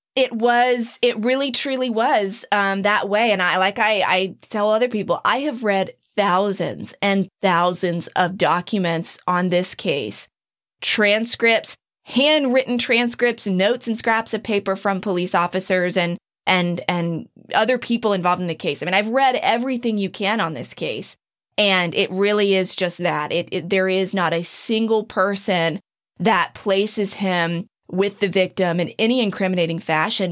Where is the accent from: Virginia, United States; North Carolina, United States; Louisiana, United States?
North Carolina, United States; Kill Devil Hills; moved away; in my hometown, in my area